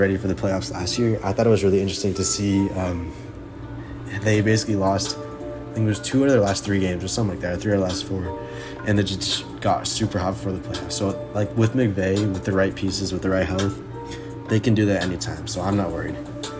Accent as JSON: {"language": "English", "town": "Phoenix", "region": "Arizona", "country": "United States", "tie": "born or raised there", "said": "I grew up in Phoenix, but my dad is from the city of Los Angeles."}